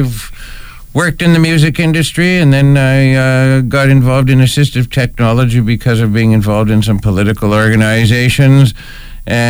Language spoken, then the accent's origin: English; Ontario, Canada; moved away as an adult; also born or lived in Toronto; I was originally from Ontario, but I retired in 2014. I used to be a rehabilitation teacher in Toronto